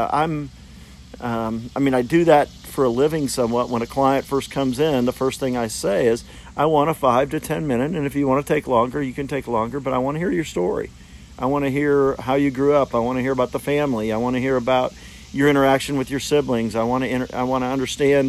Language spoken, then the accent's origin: English; Fort Smith, Arkansas, United States; I grew up in Fort Smith, Arkansas, and I was probably 9-10 years old.